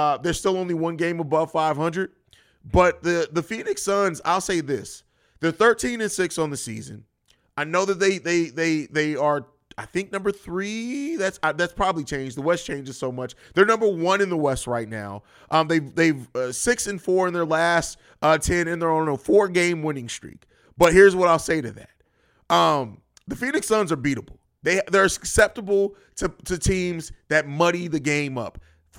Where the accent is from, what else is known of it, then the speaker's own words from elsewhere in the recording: Italy; Oh, well, I grew up in Europe. … actually isn't a girl's name over there. It's kind of pretty kind of common, especially where I lived in Italy.